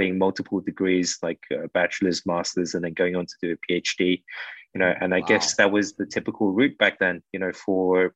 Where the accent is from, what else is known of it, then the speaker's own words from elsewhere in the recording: London, United Kingdom; moved away as an adult; now in Philippines; growing up in the UK